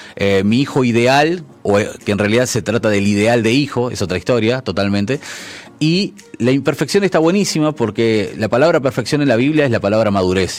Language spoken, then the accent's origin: Spanish; Uruguay; como uruguayo